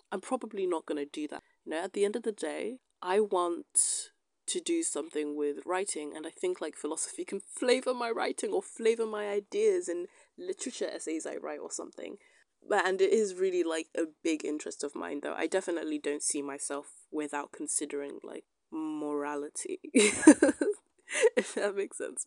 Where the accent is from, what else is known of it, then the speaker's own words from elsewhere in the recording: United Kingdom; I'm a British citizen